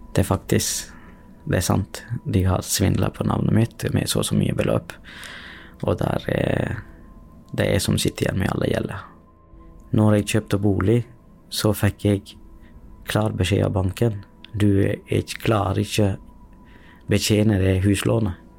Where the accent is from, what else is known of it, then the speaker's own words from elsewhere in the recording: Sri Lanka; now in Norway; Jeg er opprinnelig fra Sri Lanka